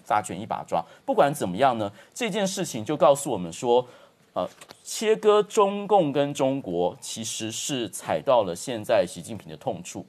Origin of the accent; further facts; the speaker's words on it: Taiwan; 在我们台湾这边